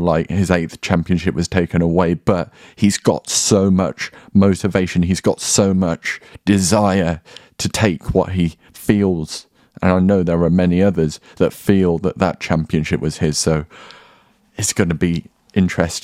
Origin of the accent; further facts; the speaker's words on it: United Kingdom; I'm British and I have some patriotism